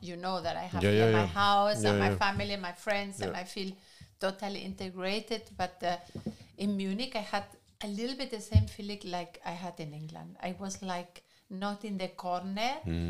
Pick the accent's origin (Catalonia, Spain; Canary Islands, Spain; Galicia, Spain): Galicia, Spain; English is a second language; moved away as an adult; also born or lived in Madrid, Spain; now in Germany; It's very similar to Galicia, to my corner in Spain.